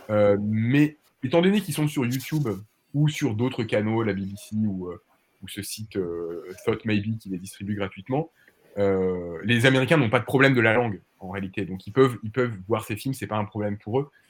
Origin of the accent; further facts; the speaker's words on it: France; on est français